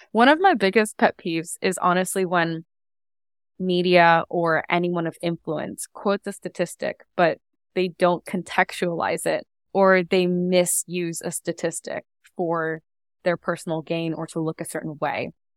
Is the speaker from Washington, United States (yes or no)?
yes; Seattle, Washington, United States; moved away as an adult; now in Toronto, Canada; I grew up in Seattle, and that's where I spent literally my entire life